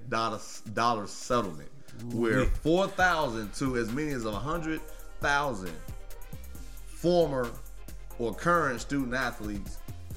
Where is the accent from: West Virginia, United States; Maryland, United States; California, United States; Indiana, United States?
Indiana, United States; Gary; moved away; I'm born and raised in Gary. You know, hooped in Chicago, man.